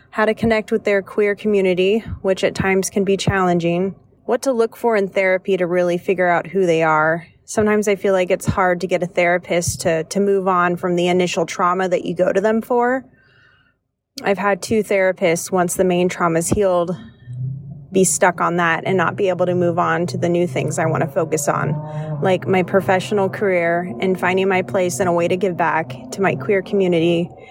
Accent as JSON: {"language": "English", "region": "Washington", "country": "United States", "tie": "born or raised there", "also_born_or_lived": "the South", "moved": "as an adult", "said": "I left, left my home state up in Washington and moved down to the South"}